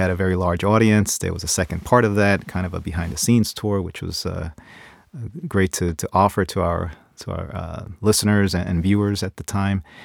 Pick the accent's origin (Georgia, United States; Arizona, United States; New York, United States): New York, United States; New York City; moved away as an adult; now in Ohio, United States; growing up in New York City, uh, in the Bronx